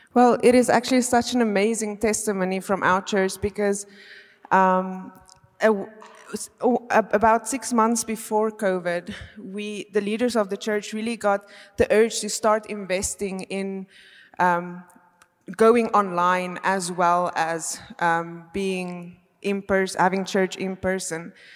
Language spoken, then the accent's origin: English; South Africa; moved away as an adult; now in Belgium; I am actually from South Africa, but I have been living in Belgium now for five years.